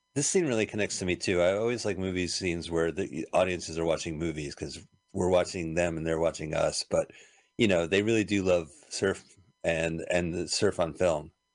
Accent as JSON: {"language": "English", "region": "New Jersey", "country": "United States", "tie": "born or raised there", "said": "we grew up in New Jersey"}